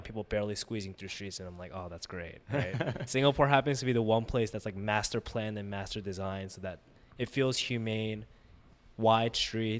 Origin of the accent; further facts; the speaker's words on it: New York, United States; moved away as an adult; growing up in New York and then going to school locally